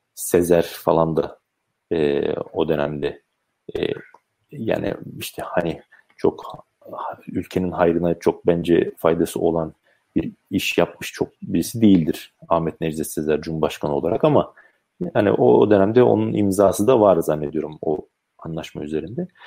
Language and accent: Turkish; Sakarya, Turkey; also born or lived in Rize (mother's side); ben Sakaryalıyım.